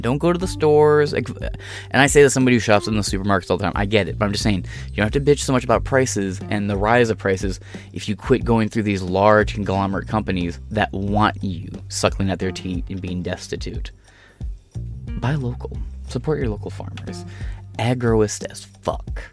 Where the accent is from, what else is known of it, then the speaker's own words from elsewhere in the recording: Michigan, United States; also born or lived in Ohio / Illinois / Wisconsin; I'm a Michigan native